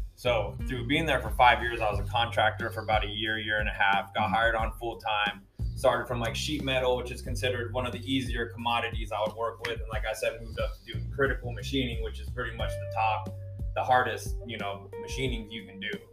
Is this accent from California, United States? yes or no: yes; San Jose, California, United States; I'm from San Jose, born and raised